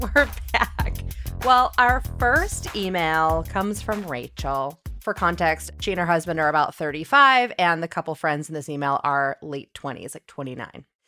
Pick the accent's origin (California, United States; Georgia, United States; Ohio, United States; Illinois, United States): Illinois, United States; I'm from Illinois as well